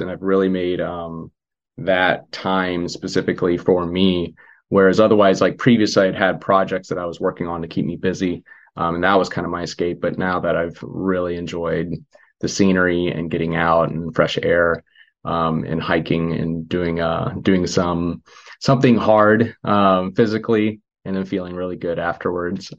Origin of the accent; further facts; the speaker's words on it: Missouri, United States; moved away as an adult; I'm from Missouri, spend most of my time there.